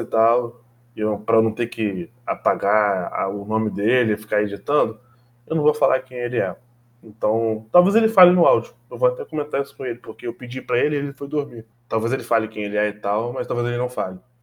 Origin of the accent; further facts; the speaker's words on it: Brazil; somos brasileiros